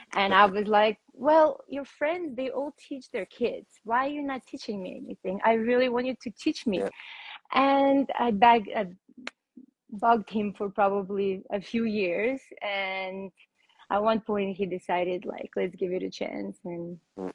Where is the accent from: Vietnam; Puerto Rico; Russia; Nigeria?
Russia; I was born in Russia, and um, that's where I started training for rhythmic gymnastics